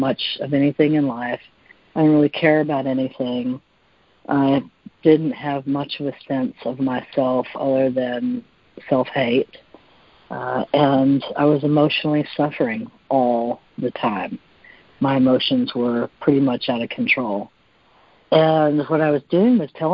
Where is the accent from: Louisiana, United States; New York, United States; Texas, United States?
Texas, United States; I'm from Texas